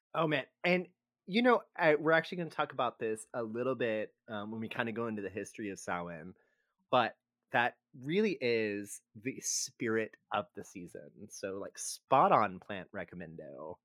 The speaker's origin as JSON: {"language": "English", "region": "Texas", "country": "United States", "tie": "born or raised there", "said": "growing up in Texas"}